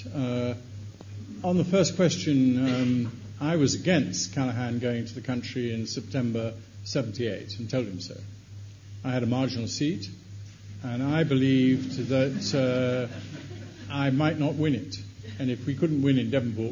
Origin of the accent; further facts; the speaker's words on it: Wales, United Kingdom; I speak as a Welshman